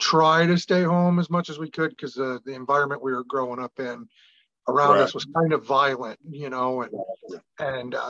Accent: Illinois, United States; I was raised in Illinois

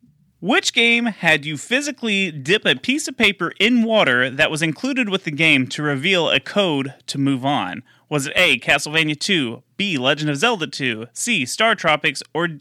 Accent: Texas, United States; I'm from Texas.

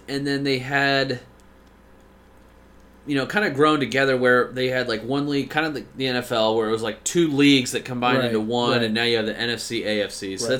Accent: Australia; We don't talk hockey, also. We're Australian. The Aussies.

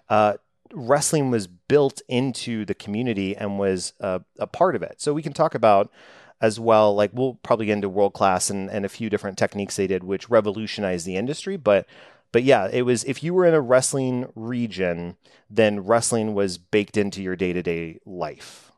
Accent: Dallas, Texas, United States; I am from Dallas, Texas, growing up

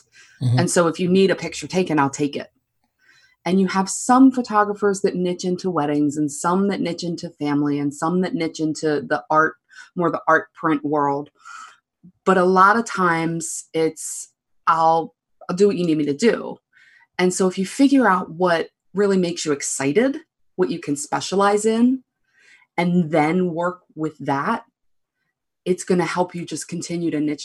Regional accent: Baltimore, Maryland, United States; I'm from Baltimore, Maryland

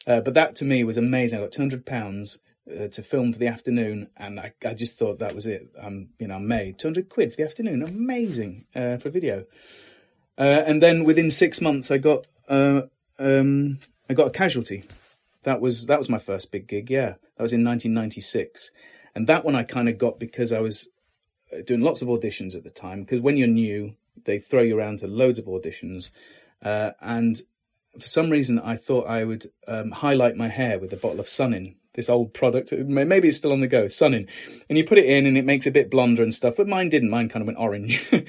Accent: Lincoln, East Midlands, United Kingdom; I did, in Lincoln itself. Yeah.

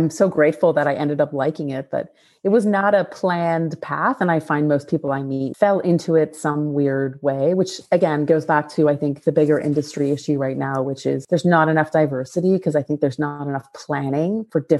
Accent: Barrie, Ontario, Canada; born or raised there

